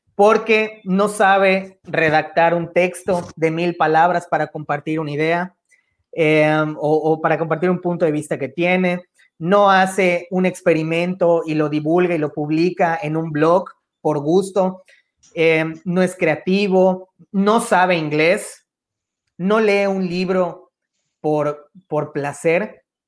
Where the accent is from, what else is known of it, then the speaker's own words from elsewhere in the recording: Mexico; como mexicanos